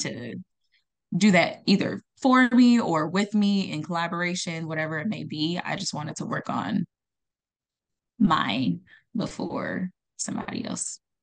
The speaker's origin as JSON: {"language": "English", "area": "Los Angeles area", "region": "California", "country": "United States", "tie": "born or raised there", "also_born_or_lived": "Accra, Ghana", "lives_now": "San Diego, United States", "said": "I came to California when I was, like, eight years old. Um, and I've lived in, like, the L A area"}